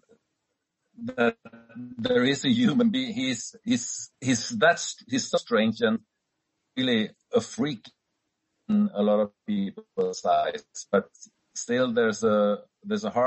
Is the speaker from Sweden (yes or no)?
yes; Sweden; my home country, Sweden.